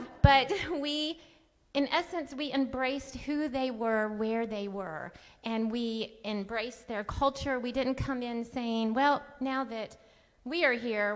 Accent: United States; I'm the American, Irish, whiter than white girl.

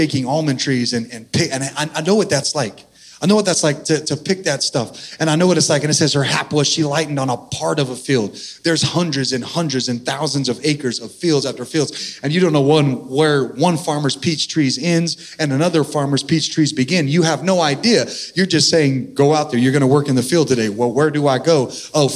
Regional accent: Central Valley, California, United States; also born or lived in San Diego; now in Texas, United States; I'm originally from California in the Central Valley.

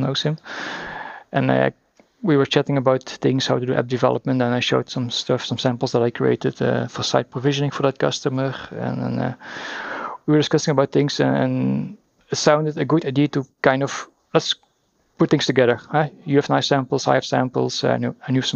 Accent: Belgium; we drink our own Belgian beers

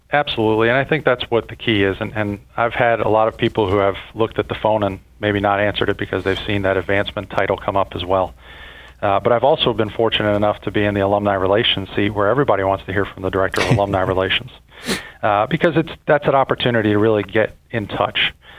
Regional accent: Fort Lauderdale, Florida, United States; moved away as an adult; now in Kentucky, United States; I grew up in Fort Lauderdale

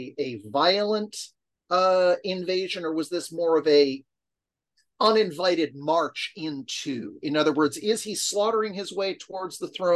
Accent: United States; as an American

